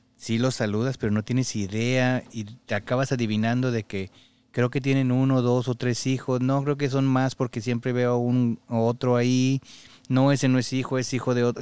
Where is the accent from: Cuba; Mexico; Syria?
Mexico; moved away; como mexicano, pues la cultura es así